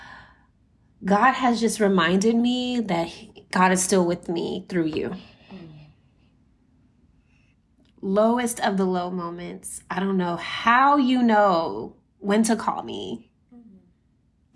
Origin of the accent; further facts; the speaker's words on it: San Antonio, Texas, United States; growing up in San Antonio